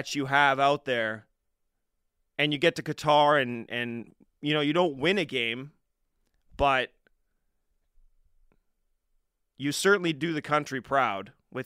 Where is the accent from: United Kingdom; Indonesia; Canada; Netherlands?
Canada; As a Canadian